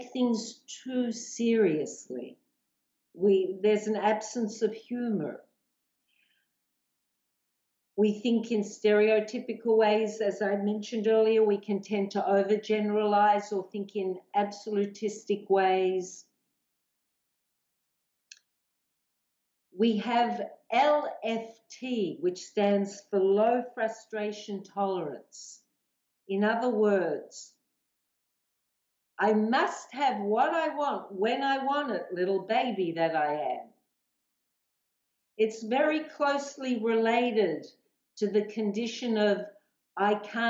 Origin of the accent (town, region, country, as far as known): Australia; accent: Aussie